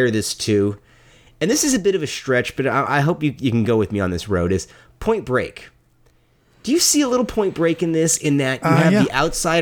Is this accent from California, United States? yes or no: yes; Bay Area, California, United States; I grew up obviously in the Bay Area